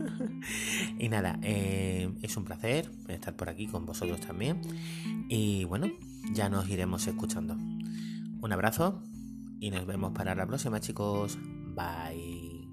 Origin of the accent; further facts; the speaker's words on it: Ceuta, Spain; soy de Ceuta, una ciudad muy española